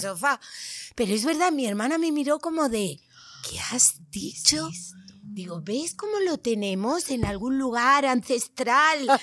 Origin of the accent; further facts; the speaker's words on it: Tenerife, Canary Islands, Spain; now in Madrid, Spain; en mi tierra, en Tenerife